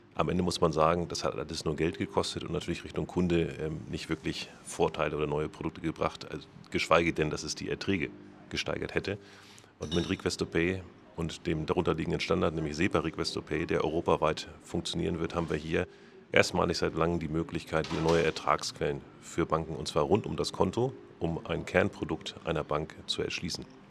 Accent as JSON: {"language": "German", "country": "Germany", "said": "wir äh, sollten als Deutsche"}